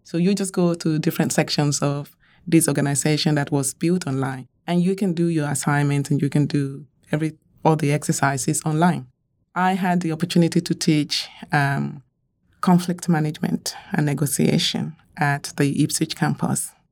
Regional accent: Nigeria; I grew up in Nigeria

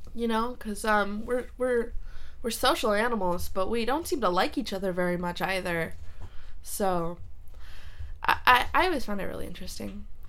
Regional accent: San Jose, California, United States; also born or lived in Reykjavik, Iceland / Cupertino; I was raised mostly in the Bay Area

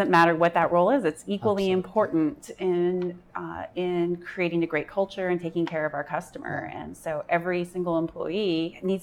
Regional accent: United States; being an American woman by herself in this country

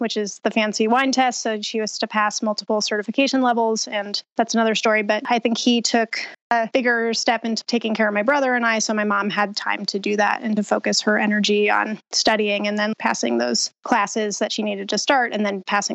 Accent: Boulder, Colorado, United States; originally, I'm from Boulder, Colorado, born and raised

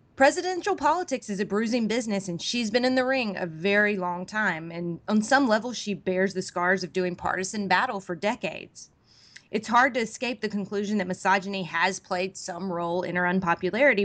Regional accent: Mississippi, United States; my home state in Mississippi

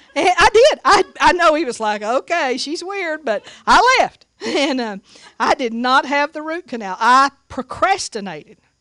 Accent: Seagraves, Texas, United States; moved away; also born or lived in Tuscaloosa, Alabama; I grew up in Sea Graves, Texas

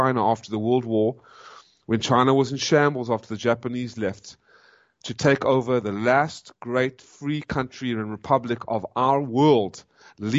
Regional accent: South Africa; also born or lived in United States; I am a South African, born South African, and now an American

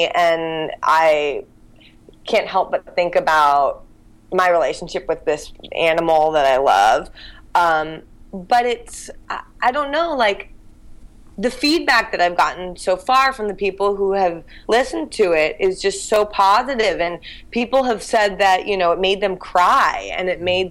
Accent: Santa Barbara, California, United States; now in San Francisco, United States; I grew up in Santa Barbara

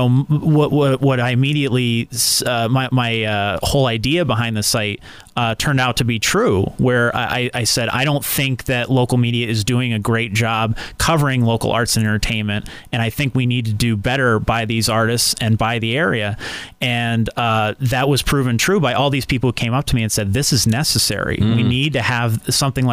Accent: Scranton, Pennsylvania, United States; I was born and raised in Scranton. I'm a West Sider

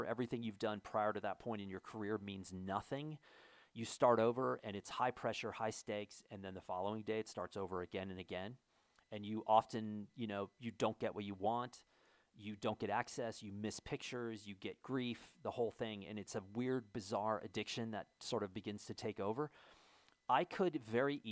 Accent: United States

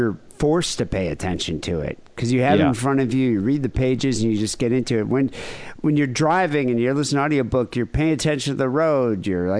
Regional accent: Northern Ireland, United Kingdom; I'm from Northern Ireland, so we were too busy hating each other sectarianly.

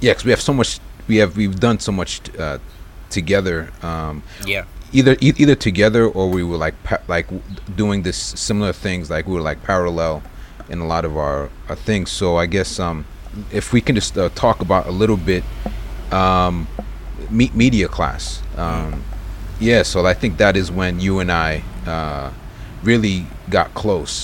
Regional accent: Brentwood, New York, United States; growing up in Brentwood

